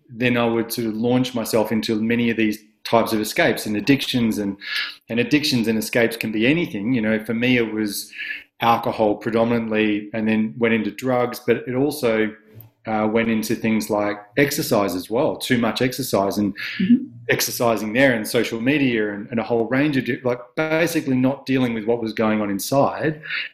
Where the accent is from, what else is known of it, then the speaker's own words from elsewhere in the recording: Adelaide, South Australia, Australia; I was from Adelaide. I had, you know, beautiful parents, and I went to nice schools, and I was very privileged, and I was very lucky to have that upbringing